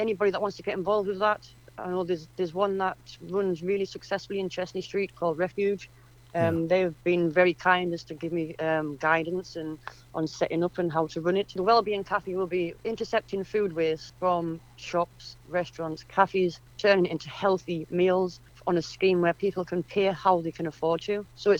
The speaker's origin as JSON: {"language": "English", "town": "Durham", "region": "North East England", "country": "United Kingdom", "also_born_or_lived": "Yorkshire / Suffolk", "moved": "yes", "lives_now": "Bishop Auckland, United Kingdom", "said": "I'm from Durham. Well, I was in Yorkshire for a long time and then I'm from Durham."}